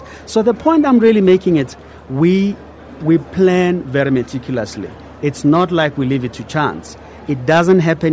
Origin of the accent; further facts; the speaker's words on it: South Africa; I'm South African.